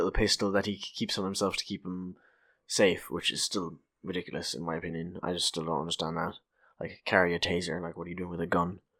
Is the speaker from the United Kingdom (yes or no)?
no; Ireland; we're Irish.